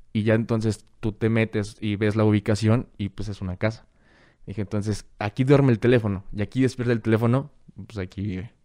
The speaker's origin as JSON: {"language": "Spanish", "town": "Guadalajara", "region": "Jalisco", "country": "Mexico", "tie": "born or raised there", "said": "nací en Guadalajara y vivo en todas partes"}